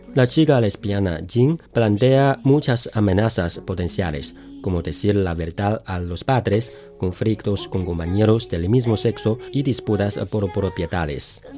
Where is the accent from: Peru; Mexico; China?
China